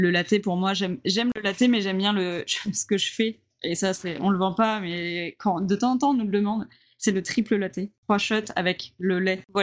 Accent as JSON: {"language": "French", "town": "Le Havre", "region": "Normandy", "country": "France", "said": "Donc, moi, je suis normande. Ouais. Déjà de base, euh, j'ai habité, euh, enfin je suis du Havre, euh, de la Haute Normandie, et en Haute Normandie, il y a un, non je sais plus comment on dit, un langage, un, patois, un... ouais, un patois qui s'appelle le cauchois."}